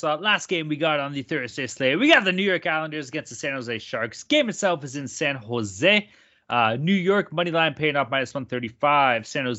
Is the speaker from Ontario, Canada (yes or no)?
no; Vancouver, British Columbia, Canada; accent: Vancouver; I'll just say ums and buts a lot. That's my Vancouver accent.